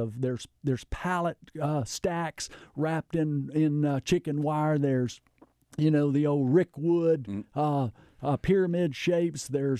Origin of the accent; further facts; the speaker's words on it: Phillips County, Arkansas, United States; the Phillips County Rotary Club here a week or two ago when I got to speak to my hometown.